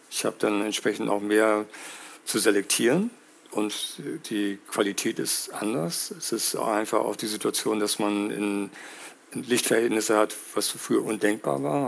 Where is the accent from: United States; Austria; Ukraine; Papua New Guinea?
United States; now in Hamburg, Germany; ich bin in den USA aufgewachsen.